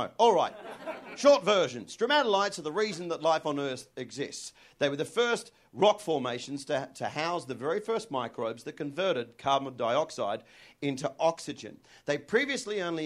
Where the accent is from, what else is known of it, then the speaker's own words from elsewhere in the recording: Australia; I'm Australian